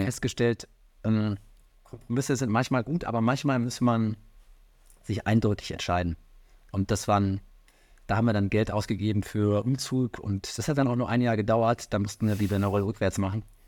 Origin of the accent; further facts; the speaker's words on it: Rhineland, Germany; now in Hamburg, Germany; ich komme ja aus dem Rheinland